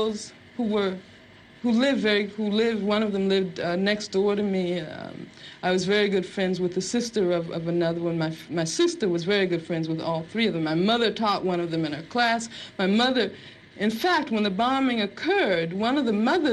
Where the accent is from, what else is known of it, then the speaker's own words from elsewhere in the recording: Birmingham, Alabama, United States; moved away; also born or lived in Los Angeles; I grew up in Birmingham, Alabama.